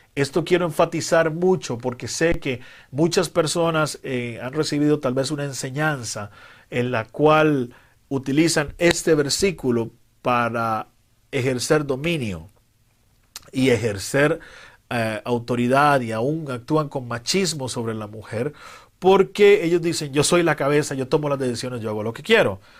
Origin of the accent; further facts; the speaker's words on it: Costa Rica; En mi país, Costa Rica